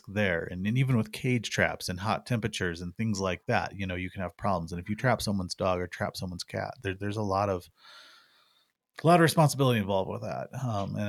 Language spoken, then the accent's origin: English; Missouri Ozarks, United States; now in Arizona, United States; I grew up in the Missouri Ozarks, and raccoons were a big part of life back there